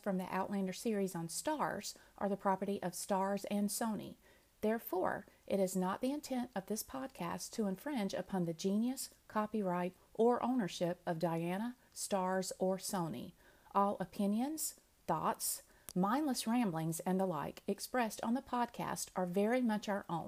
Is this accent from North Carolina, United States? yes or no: yes; North Carolina, United States; Plus, we're both from {S0} North Carolina.